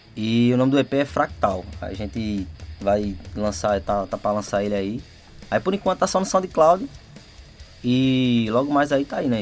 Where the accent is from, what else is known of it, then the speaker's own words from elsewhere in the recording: Brazil; A gente é da Estância, ali na região ali já de São Paulo, São Martim, ali nas proximidades.